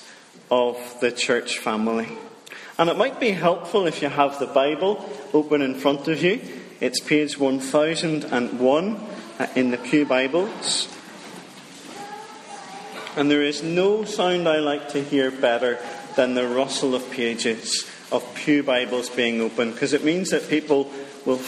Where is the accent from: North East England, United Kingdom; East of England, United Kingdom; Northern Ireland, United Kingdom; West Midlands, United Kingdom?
Northern Ireland, United Kingdom; Dromore; moved away as an adult; also born or lived in Fermanagh; now in Richhill, United Kingdom; I'm from Dromore. Now, that's the real Dromore in County Down, not the fake Dromore in County Tyrone